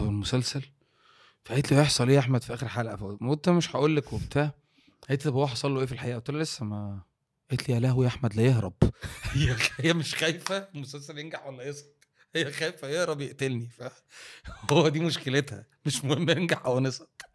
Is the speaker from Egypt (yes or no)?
yes; Egypt; وانت كمصري في الاول ايه كانت شغلتك